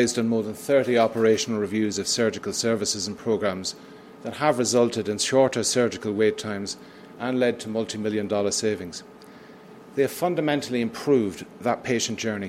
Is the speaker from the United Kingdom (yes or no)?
yes; United Kingdom; moved away as an adult; also born or lived in Manitoba / British Columbia / Ontario; now in Canada; as my accent is a giveaway, in the United Kingdom.